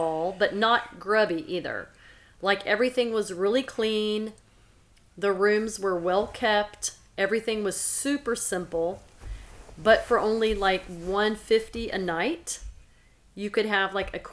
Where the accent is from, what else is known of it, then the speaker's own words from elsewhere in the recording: Silsbee, Texas, United States; also born or lived in Angleton, Texas; we were in my hometown last weekend in Silsbee, Texas.